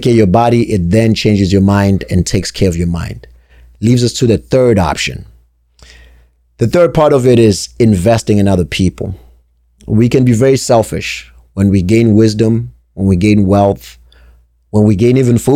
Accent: South Africa; also born or lived in New Hampshire, United States; now in Connecticut, United States; born and raised in South Africa, then grew up in New Hampshire, now sitting in Connecticut

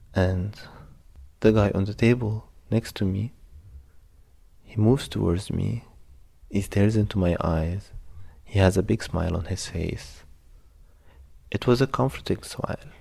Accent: Egypt; moved away as an adult; now in Berlin, Germany; I'm from Egypt

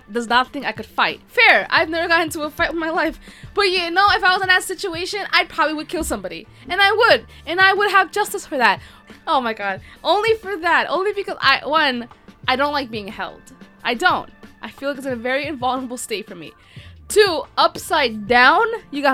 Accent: United States; I'm not from Canada. I am unfortunately from the US

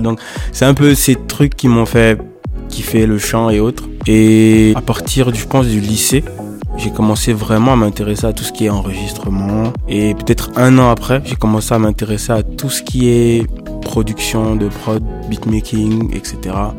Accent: Gabon; je suis gabonais

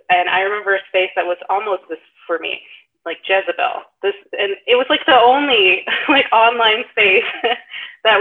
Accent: the South, United States; I grew up in the South as well

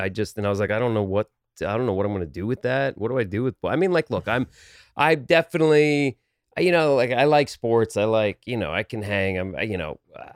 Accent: New Jersey, United States; They're still in the same house I grew up in New Jersey, Bergen County, middle class, you know, work, you know, blue-ish collar.

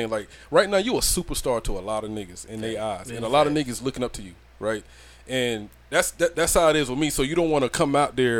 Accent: Georgia, United States; I'm from the country too, man, down in Georgia

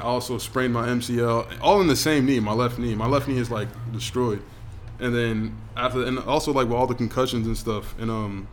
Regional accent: Boston, Massachusetts, United States; moved away as an adult; now in Australia; I grew up in Dorchester in Boston

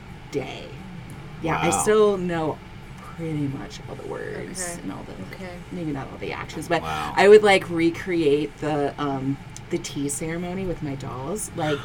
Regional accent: Columbus, Ohio, United States; I grew up in Berwick, which is Bexley adjacent.

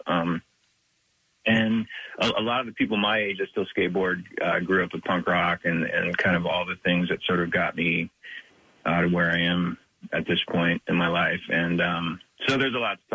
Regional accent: Big Sandy, Montana, United States; I grew up in Big Sandy, which is super, super isolated

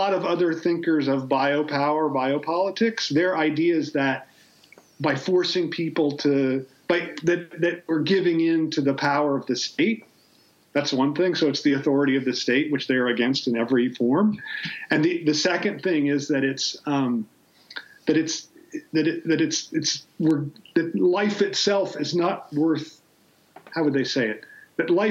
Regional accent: Ohio, United States; I'm from Ohio

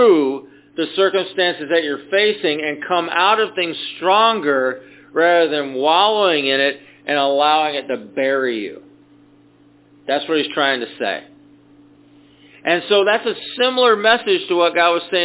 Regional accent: Atco, Georgia, United States; I grew up in the South

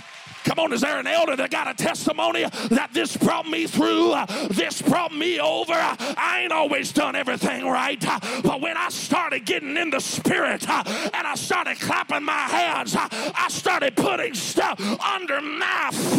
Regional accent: Mississippi, United States; moved away as an adult; now in Spokane, United States; this little Mississippi boy

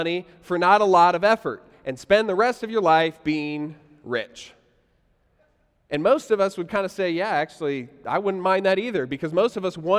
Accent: United States; we're American

